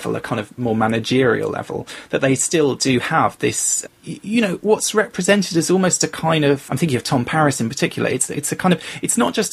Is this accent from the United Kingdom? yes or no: yes; London, United Kingdom; I grew up in London